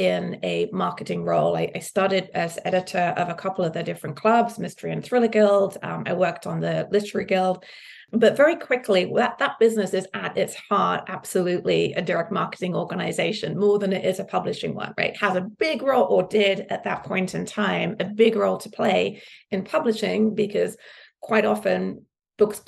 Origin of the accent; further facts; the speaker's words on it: Suffolk, East of England, United Kingdom; moved away as an adult; now in United States; I grew up in the countryside in Suffolk